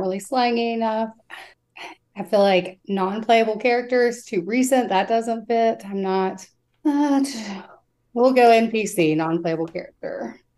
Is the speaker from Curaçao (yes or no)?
no; West Virginia, United States; I'm from West Virginia